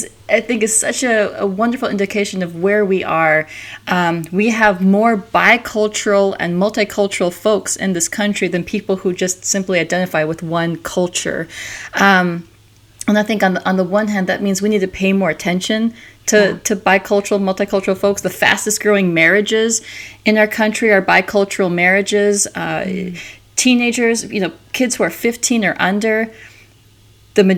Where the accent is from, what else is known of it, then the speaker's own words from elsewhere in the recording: Minnesota, United States; also born or lived in South Carolina; I was born in South Carolina, but then grew up in Minnesota